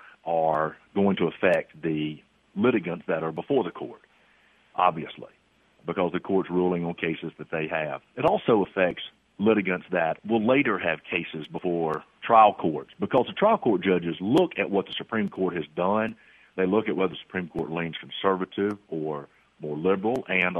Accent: Starkville, Mississippi, United States; also born or lived in Jackson, Mississippi; now in Columbus, United States; I grew up in Starkville, went to Mississippi State

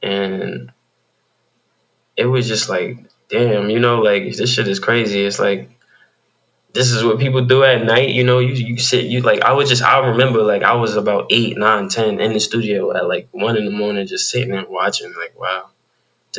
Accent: New York City, New York, United States; moved away as an adult; now in Georgia, United States; I'm actually from Queens, New York.

